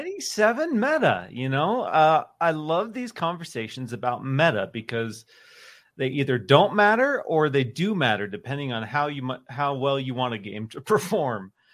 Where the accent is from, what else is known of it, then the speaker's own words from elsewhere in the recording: Pacific Northwest, United States; I'm from the Pacific Northwest